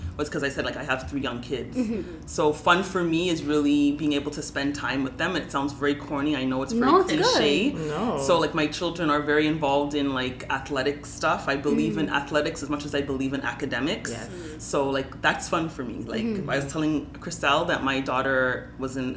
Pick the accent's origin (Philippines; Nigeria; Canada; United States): Canada; Toronto, Ontario; I grew up in Galloway, which is an economically challenged area.